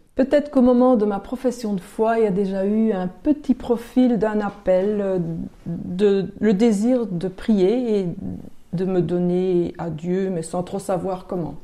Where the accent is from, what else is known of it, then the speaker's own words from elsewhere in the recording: Basècles, Wallonia, Belgium; j'ai grandi à Basili, donc pas très loin d'ici